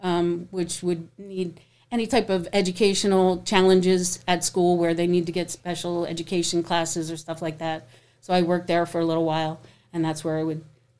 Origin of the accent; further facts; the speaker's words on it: Philadelphia, Pennsylvania, United States; now in Hammonton, United States; I wasn't born and raised here. I'm a Philly girl. So we moved down here from South Philadelphia. And I did go to high school here